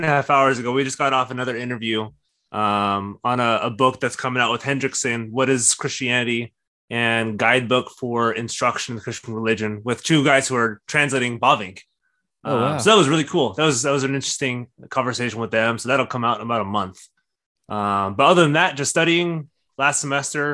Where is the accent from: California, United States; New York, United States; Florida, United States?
California, United States; Orange County; now in San Diego, United States; because I grew up in Orange County